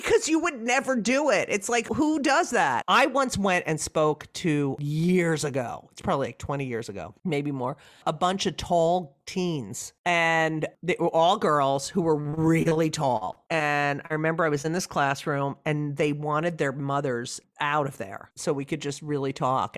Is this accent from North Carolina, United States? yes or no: no; New Jersey, United States; moved away; growing up in New Jersey.